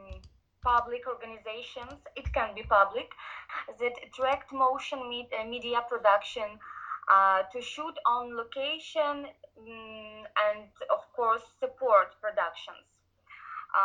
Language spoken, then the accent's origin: English; Ivano-Frankivsk, Ivano-Frankivsk Oblast, Ukraine; I worked for 6 years on the radio and TV in my hometown. As you know, it's Ivano-Frankivsk